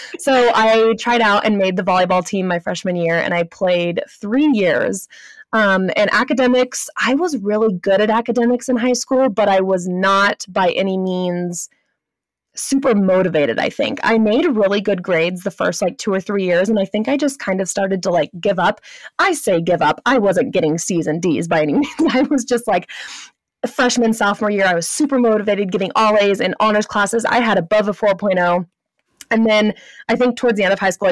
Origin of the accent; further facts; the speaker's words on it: Santa Clarita, California, United States; moved away as an adult; So I grew up in Southern California. I was born in Northern LA County, if any of you are familiar with Santa Clarita, California